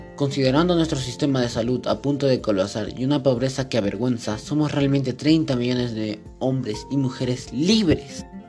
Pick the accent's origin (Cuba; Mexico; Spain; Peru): Peru